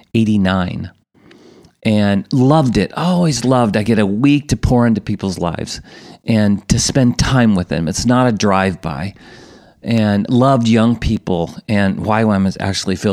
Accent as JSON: {"language": "English", "town": "San Francisco", "region": "California", "country": "United States", "tie": "born or raised there", "moved": "yes", "said": "I'm born and raised in San Francisco in the States, Irish Catholic kid"}